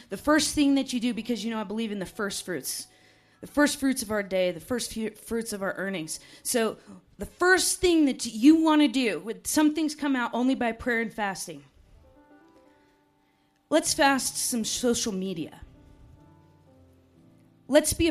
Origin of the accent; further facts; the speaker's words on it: United States; also born or lived in Montana; I'm from Wyoming and Montana